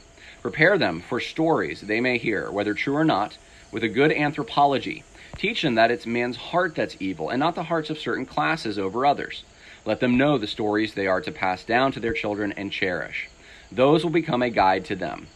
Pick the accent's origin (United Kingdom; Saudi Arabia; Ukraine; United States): United States; upstate New York; also born or lived in California / Mississippi / Ohio; I was born in California, raised in upstate New York, had a lot of family in Mississippi